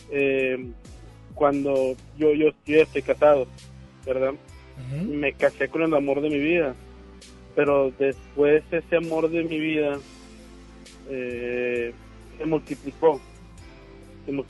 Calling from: Guadalupe, Nuevo León, Mexico; Aquí voy manejando de Guadalupe hacia, hacia Juárez.

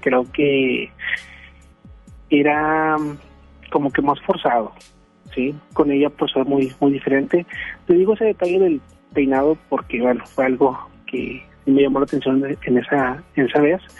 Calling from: García, Nuevo León, Mexico; desde García León.

